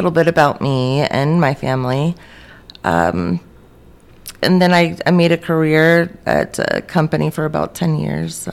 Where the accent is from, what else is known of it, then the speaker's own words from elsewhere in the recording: Maryland, United States; moved away; moved to Maryland, which was my home state, for about 17 years.